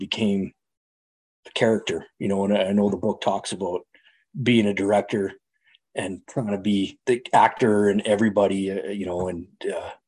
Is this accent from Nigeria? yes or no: no; Calgary, Alberta, Canada; I'm Canadian. I live in Canada. I grew up in a city called Calgary, central west, kind of straight north of Montana